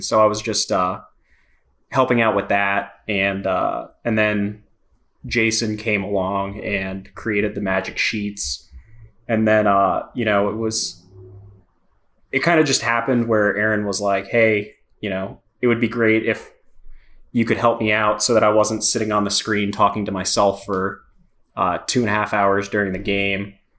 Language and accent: English; Miami, Florida, United States; moved away as an adult; I'm from Miami, moved up here a few years ago